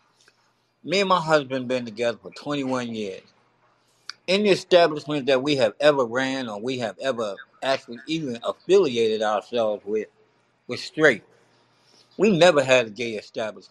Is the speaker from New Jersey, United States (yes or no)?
yes; Newark, New Jersey, United States; I'm from the hood, man. I'm from Brick City, Jersey.